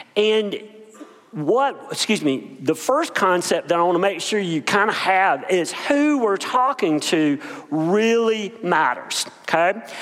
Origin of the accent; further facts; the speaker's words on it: Bennettsville, South Carolina, United States; grew up in Bennettsville, South Carolina, a little bitty place.